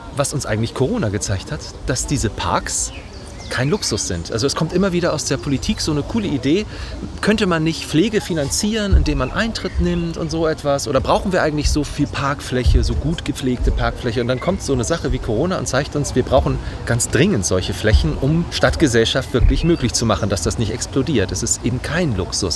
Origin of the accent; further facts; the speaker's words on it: Hamburg, Germany; Ich komme aus Harburg ursprünglich